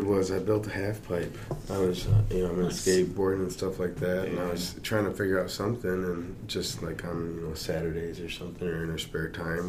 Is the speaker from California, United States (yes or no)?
no; Traverse City, Michigan, United States; also born or lived in Sault Ste. Marie, Michigan; I was born in Traverse. They were here, and then it's like probably just a couple months after I was born, we moved back up to the Sioux.